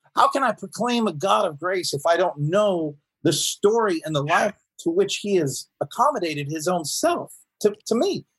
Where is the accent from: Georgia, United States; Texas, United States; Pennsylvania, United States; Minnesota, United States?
Georgia, United States; Woodstock; moved away as an adult; now in Seattle, United States; I was born and raised in Woodstock, Georgia.